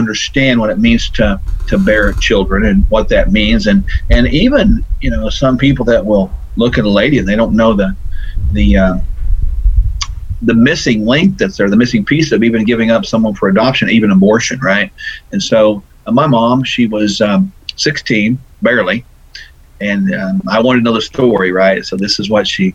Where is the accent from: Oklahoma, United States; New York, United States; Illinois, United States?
Oklahoma, United States; Tulsa; I was born in Tulsa